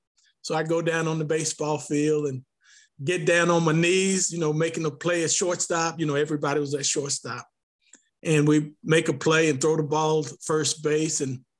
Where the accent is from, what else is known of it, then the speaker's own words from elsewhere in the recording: Martinsville, Virginia, United States; Well, growing up in Martinsville was really exciting as a young child.